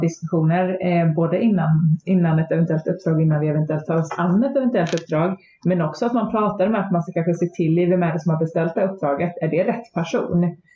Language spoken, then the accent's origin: Swedish; Småland, Sweden; also born or lived in Växjö; mitt småländska arv